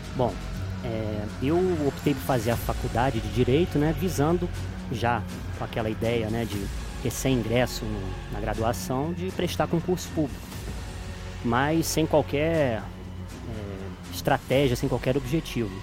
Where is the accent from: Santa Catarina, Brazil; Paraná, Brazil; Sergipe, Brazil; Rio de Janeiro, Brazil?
Rio de Janeiro, Brazil; Petrópolis; moved away as an adult; also born or lived in Juiz de Fora; now in Belo Horizonte, Brazil; sou natural de Petrópolis, estado do Rio de Janeiro. E moro aqui em Belo Horizonte desde 2016